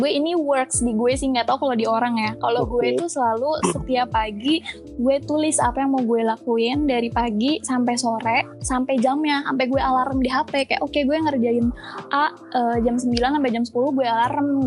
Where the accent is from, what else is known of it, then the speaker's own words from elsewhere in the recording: Bandung, West Java, Indonesia; now in Jakarta, Indonesia; karena kan uh, gue sebenarnya asal Bandung.